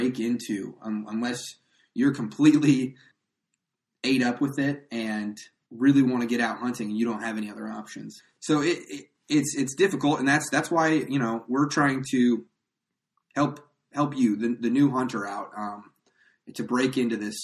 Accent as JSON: {"language": "English", "region": "Nebraska", "country": "United States", "tie": "born or raised there", "also_born_or_lived": "El Paso, Texas / central Kansas", "moved": "as an adult", "said": "I grew up in Nebraska"}